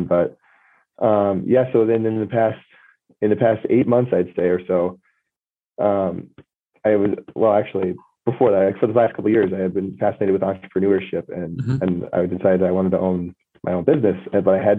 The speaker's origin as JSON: {"language": "English", "town": "Cedar Rapids", "region": "Iowa", "country": "United States", "tie": "born or raised there", "said": "I was born and raised in Cedar Rapids, Iowa"}